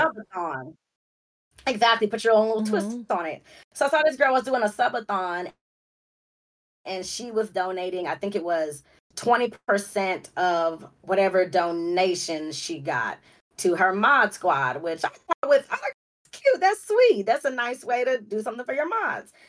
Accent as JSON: {"language": "English", "town": "Los Angeles", "region": "California", "country": "United States", "also_born_or_lived": "Compton, California", "said": "I'm from Los Angeles. Um, that's where the LA comes from, from, from, from South Central LA."}